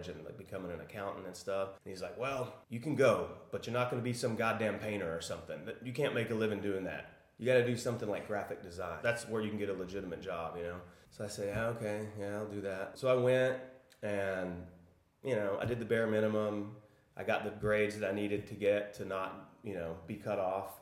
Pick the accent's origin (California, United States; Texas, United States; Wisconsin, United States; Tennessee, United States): Texas, United States; Arlington; also born or lived in Austin, Texas / Prague; I'm from Arlington, Texas, which is a suburb of Dallas